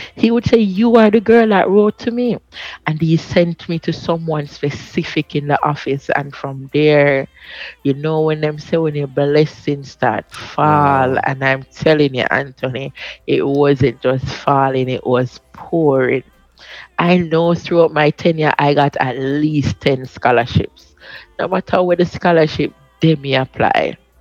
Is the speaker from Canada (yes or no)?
no; Jamaica; I'm from Maxfield